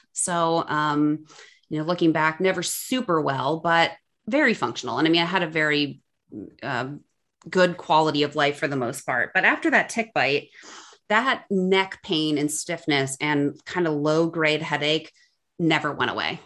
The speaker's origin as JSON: {"language": "English", "area": "suburbs of Cleveland", "region": "Ohio", "country": "United States", "tie": "born or raised there", "moved": "as an adult", "lives_now": "Chicago, United States", "said": "I grew up in Ohio, so kind of like suburbs of Cleveland, between Akron and Cleveland."}